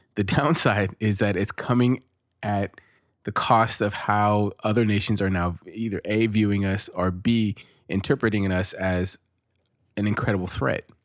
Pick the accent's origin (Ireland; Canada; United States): United States; I'm American born of Mexican descent